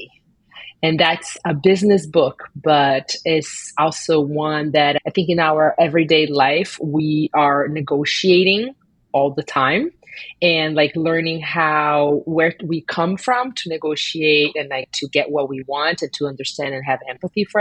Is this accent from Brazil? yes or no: yes; Brazil; moved away; I grew up in Brazil